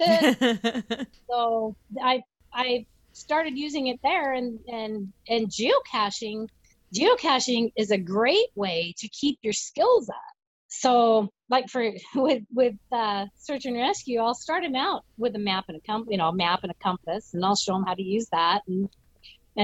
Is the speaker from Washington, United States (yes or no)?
yes; Washington, United States; I grew up in Washington. So we hunted, fished, hiked